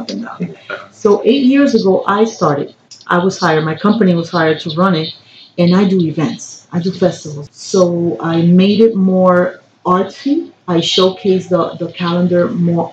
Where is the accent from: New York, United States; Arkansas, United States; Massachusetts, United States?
New York, United States; now in Miami, United States; I'm from New York. I went to school in Harlem